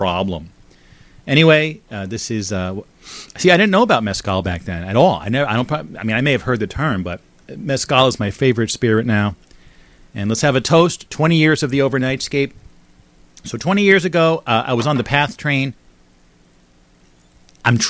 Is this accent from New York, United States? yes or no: no; Bridgewater, New Jersey, United States; moved away; the house that I grew up in there in Bridgewater, New Jersey.